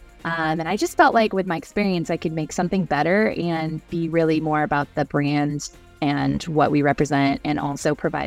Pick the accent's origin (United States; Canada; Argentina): United States; Seattle, Washington; now in Utah, United States; I'm actually from Seattle originally, which of course is where pickleball was invented. So I grew up playing in like PE